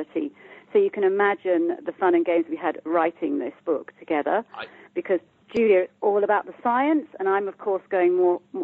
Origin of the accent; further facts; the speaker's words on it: United Kingdom; I'm from the UK, as you can hear by my accent